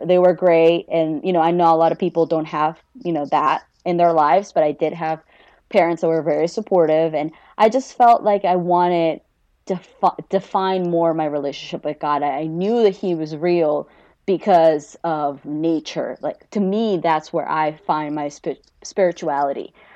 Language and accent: English; Peru; now in United States; I was born and raised in Peru before I moved here.